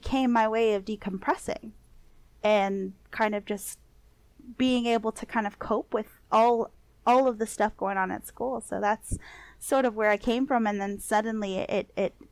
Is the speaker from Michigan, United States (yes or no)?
no; Los Angeles, California, United States; I grew up in East